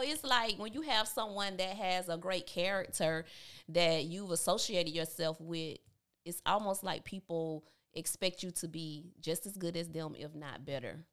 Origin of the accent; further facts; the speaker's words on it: Georgia, United States; now in Columbus, United States; Growing up in Tabitha, Georgia, I, I loved it